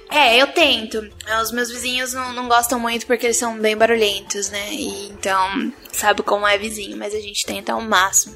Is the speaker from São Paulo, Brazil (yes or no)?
yes; Santos, São Paulo, Brazil; Eu sou de Santos